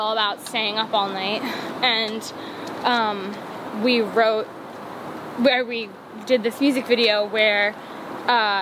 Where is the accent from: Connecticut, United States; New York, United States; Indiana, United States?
New York, United States; I am from New York. I've always lived in New York